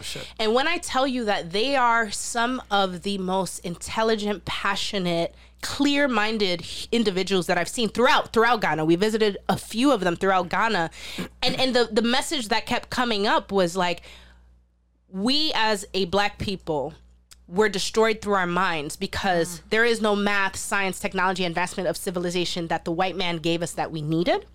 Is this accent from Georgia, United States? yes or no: no; New York City, New York, United States; I'm from the South Bronx too. I'm from Soundview